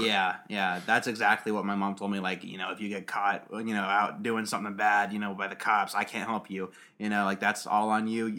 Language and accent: English; United States; as an American